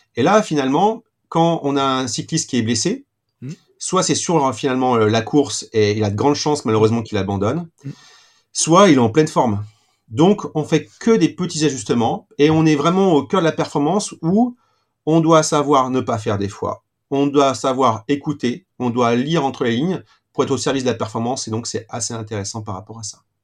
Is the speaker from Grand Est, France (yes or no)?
no; Saint-Étienne, Auvergne-Rhône-Alpes, France; pur stéphanois, comme certains le, le, savent déjà. Donc, j'ai fait euh, ma scolarité à Saint-Étienne